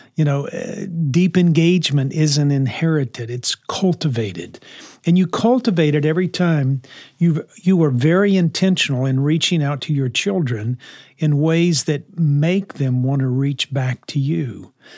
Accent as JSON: {"language": "English", "town": "New Orleans", "region": "Louisiana", "country": "United States", "tie": "born or raised there", "said": "when I grew up in New Orleans, uh, in the sixties"}